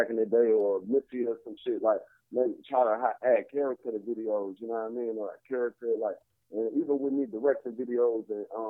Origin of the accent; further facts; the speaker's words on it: Chicago, Illinois, United States; also born or lived in Atlanta; I rep Chicago, so I'm from Chicago